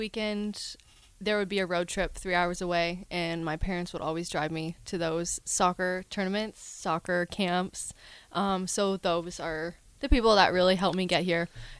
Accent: Edmonton, Alberta, Canada; born or raised there; moved away as an adult

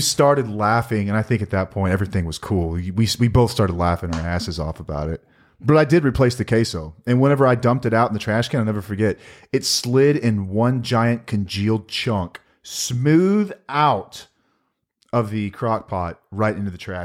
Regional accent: Texas, United States; we're from Texas

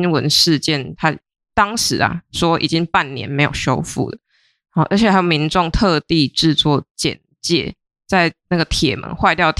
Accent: Kaohsiung, Taiwan; 它位于高雄卫武营艺术村 VR 这个地点啊，你们有去过吗？因为身为高雄人，

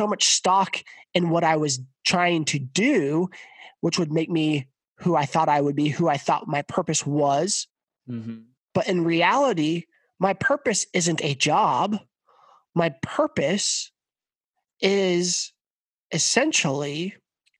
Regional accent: Hays, Kansas, United States; I grew up in Hayes, Kansas

